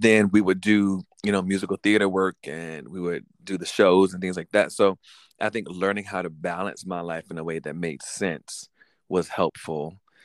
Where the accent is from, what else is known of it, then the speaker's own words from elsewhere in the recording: Norfolk, Virginia, United States; also born or lived in Richmond, Virginia; I was raised in Norfolk since I was two